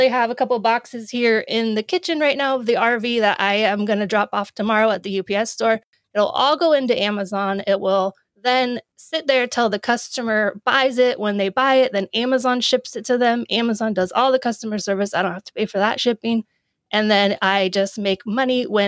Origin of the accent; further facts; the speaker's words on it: Oregon, United States; moved away as an adult; I go home. I'm from Oregon. So I go home a lot